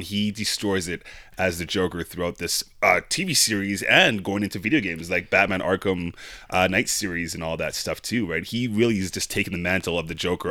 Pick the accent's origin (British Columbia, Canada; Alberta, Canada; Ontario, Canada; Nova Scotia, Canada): Alberta, Canada; Calgary; we're from Calgary here